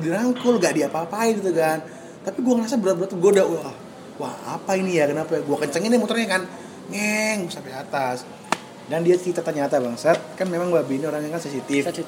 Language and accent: Indonesian; Surabaya, East Java, Indonesia; kita orang Surabaya